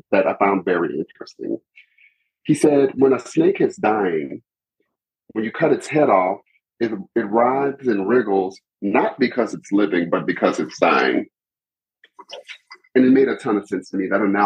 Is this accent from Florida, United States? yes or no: no; Lafayette, Louisiana, United States; now in Houston, United States; I'm from Louisiana. Yeah, I'm from Louisiana. I'm from a place called Lafayette.